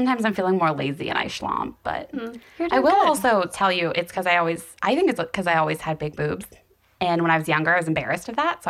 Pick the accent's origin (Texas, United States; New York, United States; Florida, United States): Florida, United States; Ocala; moved away; I'm from Ocala.